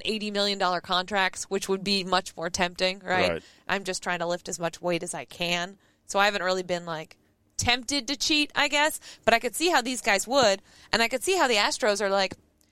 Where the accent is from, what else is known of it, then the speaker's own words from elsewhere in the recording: New England, United States; I'm from New England